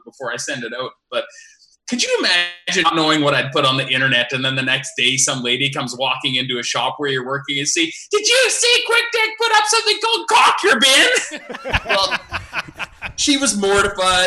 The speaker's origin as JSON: {"language": "English", "town": "Foam Lake", "region": "Saskatchewan", "country": "Canada", "tie": "born or raised there", "said": "I grew up on the Foam Lake Community Pasture."}